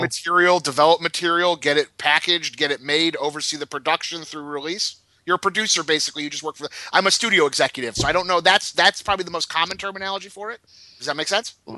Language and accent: English; Detroit, Michigan, United States; moved away; growing up in Detroit